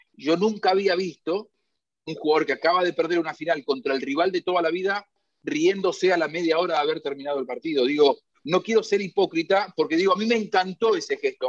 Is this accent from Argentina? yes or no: yes; Argentina; los argentinos somos históricamente malos perdedores